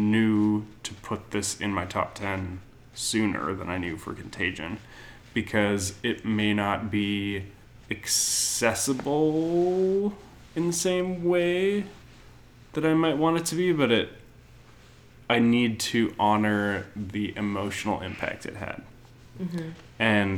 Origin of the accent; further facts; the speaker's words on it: New Zealand; I'm a Kiwi.